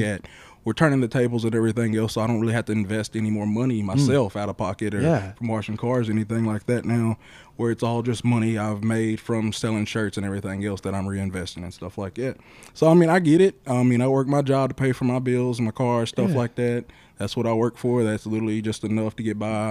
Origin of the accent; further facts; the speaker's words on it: Shelbyville, Tennessee, United States; I mean, I'm from Chevyville